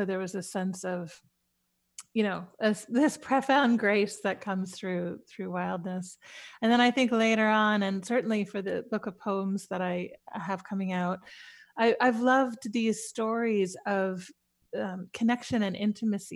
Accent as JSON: {"language": "English", "town": "New York City", "region": "New York", "country": "United States", "tie": "born or raised there", "said": "as a child growing up in New York City"}